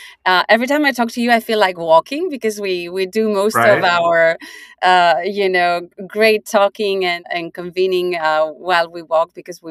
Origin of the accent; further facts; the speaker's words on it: Basque Country, Spain; moved away as an adult; also born or lived in Singapore; You know, I'm from Spain, but I'm Basque. So this part of Spain that is not Spain, not France, in between